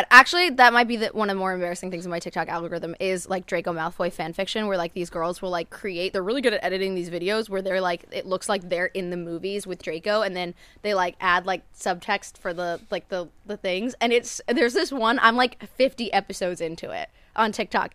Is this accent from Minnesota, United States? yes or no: no; New Jersey, United States; moved away; I grew up in New Jersey